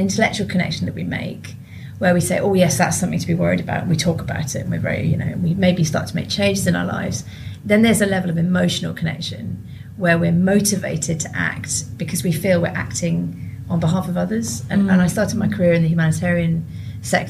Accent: United Kingdom; also born or lived in Sierra Leone; as British people

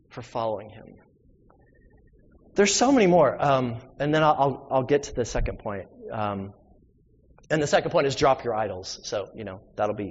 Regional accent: the South, United States; I'm from the South.

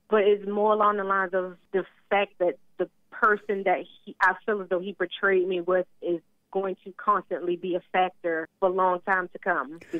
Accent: Baltimore, Maryland, United States; moved away

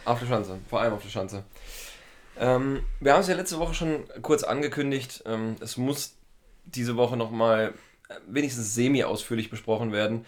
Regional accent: Schmalkalden, Thuringia, Germany; das ist meine Heimatstadt

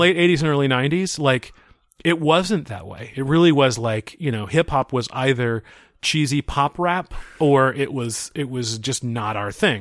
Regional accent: Seattle, Washington, United States; I grew up in the Seattle area

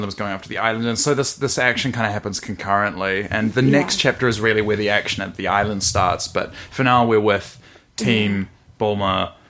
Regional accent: Lower Hutt, Wellington, New Zealand; I'm a hut boy. Mm-hmm. I'm from Lower Hutt.

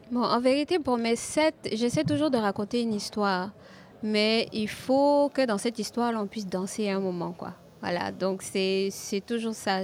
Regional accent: Côte d’Ivoire; mon, simple environnement, là, quand je sors de chez moi en Côte d'Ivoire

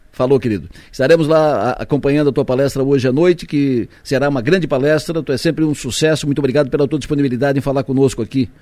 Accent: Araranguá, Santa Catarina, Brazil; eu sou de Araranguá também

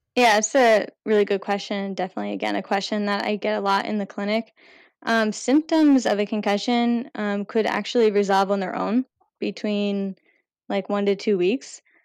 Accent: outside of Philadelphia, Pennsylvania, United States; moved away as an adult; now in Providence, United States; I grew up right outside of Philadelphia

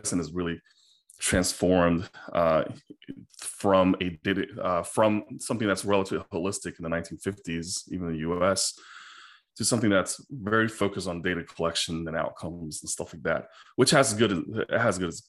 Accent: China; moved away; when I was a little kid in China, I grew up in China

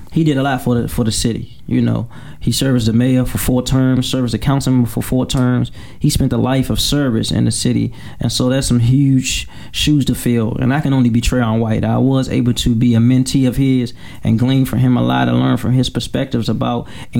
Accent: Washington, District of Columbia, United States; a young man growing up in Southeast

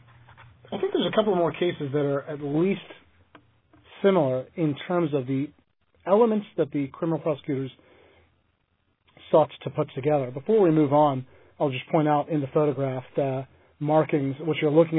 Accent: United States; There are three states that go by the name Commonwealth, Massachusetts being one of them, my home state being another

